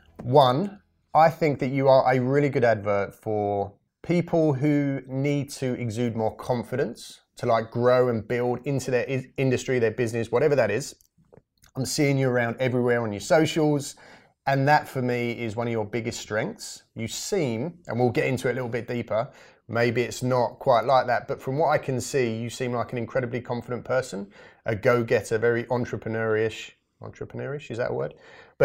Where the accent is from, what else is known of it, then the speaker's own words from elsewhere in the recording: England, United Kingdom; Unfortunately, I'm completely English, but I do like to spend a lot of time overseas in the sun